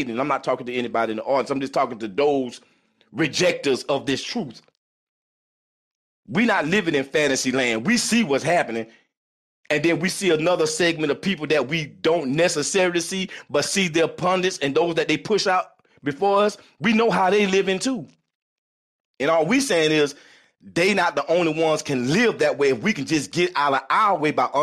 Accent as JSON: {"language": "English", "region": "South Florida", "country": "United States", "tie": "born or raised there", "said": "I'm from South Florida"}